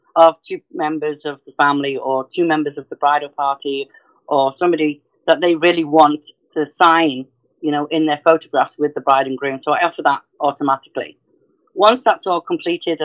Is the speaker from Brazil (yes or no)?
no; North Wales, United Kingdom; moved away; from the UK, I'm originally from North Wales